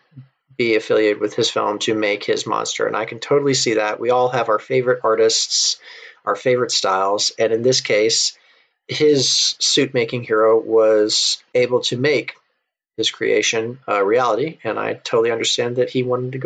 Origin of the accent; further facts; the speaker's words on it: United States; I'm American